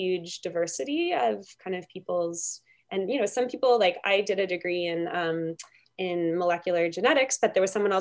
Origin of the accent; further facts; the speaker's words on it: Fredericton, New Brunswick, Canada; moved away as an adult; now in Kingston, Canada; I grew up in the Maritimes